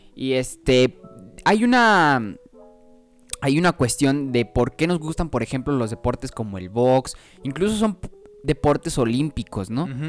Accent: Mexico; como los mexicanos en Estados Unidos

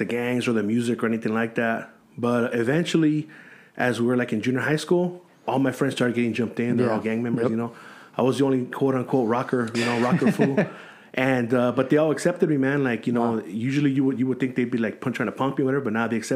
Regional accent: San Gabriel, California, United States; also born or lived in La Puente; I grew up in San Gabriel, mm-hmm. which is, like, the reason why they call it the San Gabriel Valley. That's where I grew up

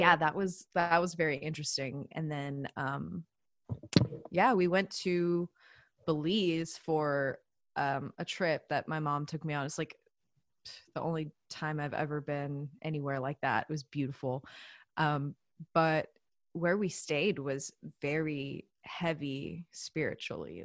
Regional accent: the South, United States; I'm also from the South, so I grew up going to church

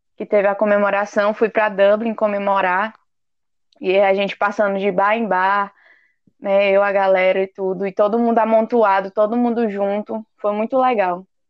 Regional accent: Teresina, Piauí, Brazil; moved away as an adult; now in Ireland; sou de Teresina, Piauí

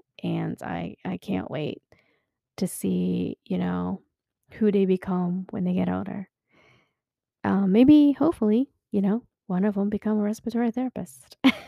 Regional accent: Philippines; now in United States; I am originally from the Philippines. Woohoo! Mabuhay, mga kababayan. Yeah, please don't come at me. My Tagalog is really, really bad. lost my accent long time ago when I first came here to the States.

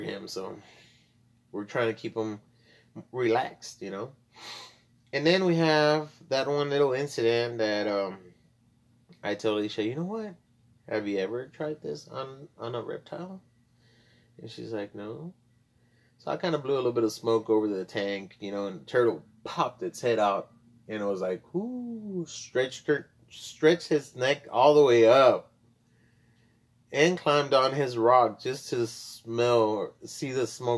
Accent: South Texas border town, United States; I was born and raised in the border town, still in South Texas. I was born in Texas, and, but I'm bilingual

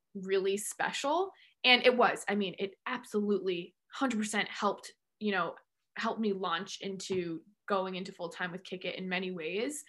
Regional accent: Central Massachusetts, United States; also born or lived in Amherst, Massachusetts; I'm from Central Mass and grew up dancing

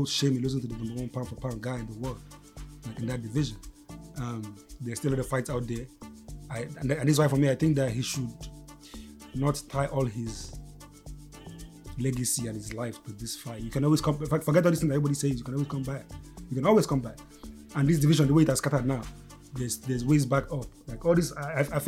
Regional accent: Nigeria; all we being Nigerian

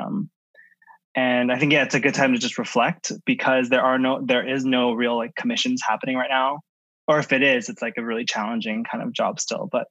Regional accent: San Francisco, California, United States; moved away as an adult; also born or lived in San Diego; now in Los Angeles, United States; I'm born and raised in San Francisco. Glen Park is my neighborhood, like born and raised, and grew up in San Francisco

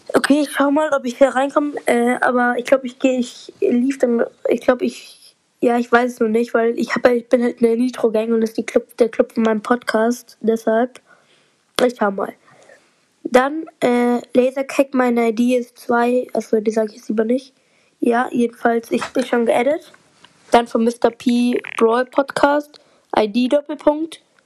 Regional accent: Bavaria, Germany; ich komme aus Deutschland und in Deutschland komme ich aus Bayern

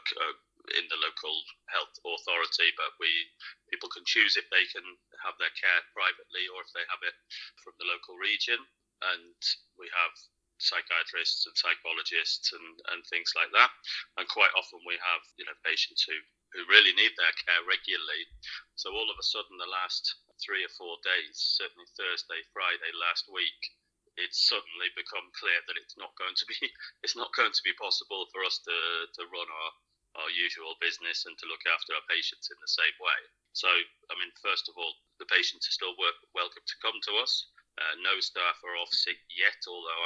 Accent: United Kingdom; now in Linköping, Sweden; I'm originally from Britain

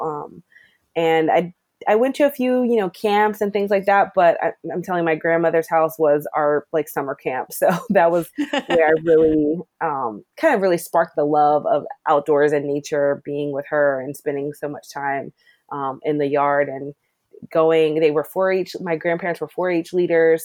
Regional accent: Maryland, United States; also born or lived in Annapolis, Maryland; I grew up Mar- in Maryland. Um, I grew up in Glen but spent most of my summers in Annapolis

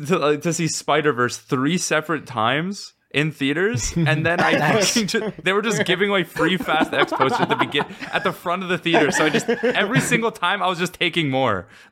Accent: Canada; I'm Canadian.

